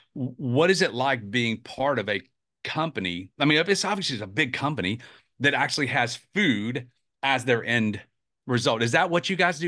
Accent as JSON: {"language": "English", "town": "Atlanta", "region": "Georgia", "country": "United States", "tie": "born or raised there", "also_born_or_lived": "South Carolina", "moved": "yes", "lives_now": "Charleston, United States", "said": "I grew up in Atlanta and moved to South Carolina many, many years ago"}